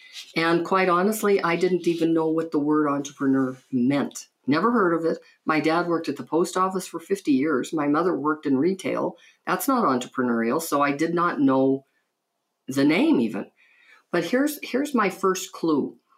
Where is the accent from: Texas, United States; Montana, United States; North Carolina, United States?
Montana, United States; Butte; I grew up in Butte, Montana, mining town. People used to say it was so rough and tough. Well, it wasn't for me because I grew up Catholic.